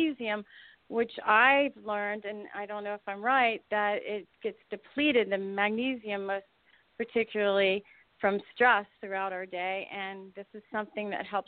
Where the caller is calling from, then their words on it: West Palm Beach, Florida, United States; I'm calling from West Palm Beach, Florida.